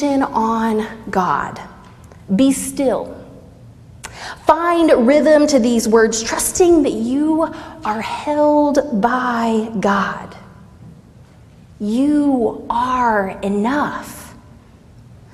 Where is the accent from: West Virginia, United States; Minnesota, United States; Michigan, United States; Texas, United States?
Texas, United States; Southeast; I grew up pretty poor in Southeast Texas